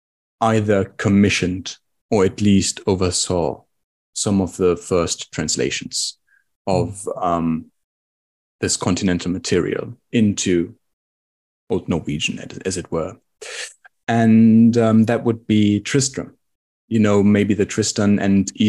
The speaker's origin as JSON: {"language": "English", "country": "Germany", "said": "we Germans"}